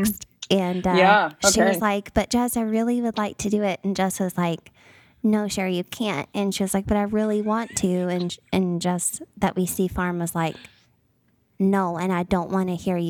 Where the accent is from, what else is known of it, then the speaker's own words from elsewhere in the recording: Baton Rouge, Louisiana, United States; Yeah, so I'm from Southern Louisiana. I'm from Baton Rouge. Louisiana. That's where my whole family still resides. And so I'm Cajun at my roots.